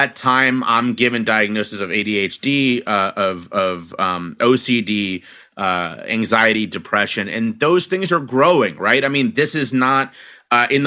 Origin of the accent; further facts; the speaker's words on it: Cincinnati, Ohio, United States; now in Philadelphia, United States; I was born and raised in Cincinnati, Ohio.